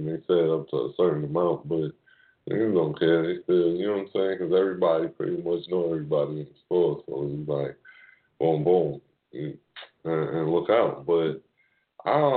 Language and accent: English; New York, United States; I'm from New York